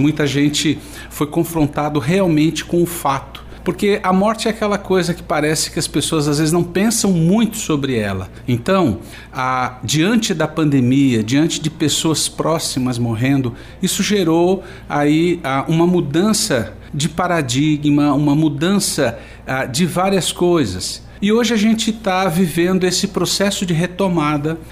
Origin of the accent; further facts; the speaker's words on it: São Paulo, Brazil; eu sou do estado de São Paulo